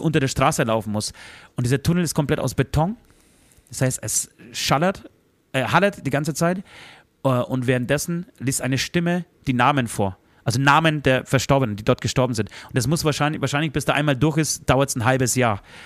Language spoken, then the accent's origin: German; Tychy, Silesian Voivodeship, Poland; moved away; in meine Geburtsstadt Dichau